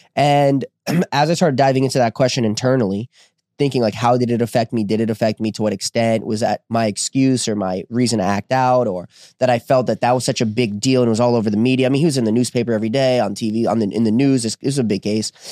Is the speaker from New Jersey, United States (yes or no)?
yes; New Jersey, United States; I was born in New Jer-, New Jersey